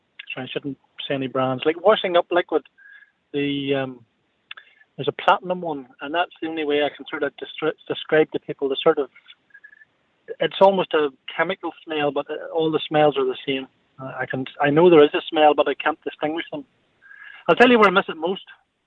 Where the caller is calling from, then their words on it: Northern Ireland, United Kingdom; From Northern Ireland.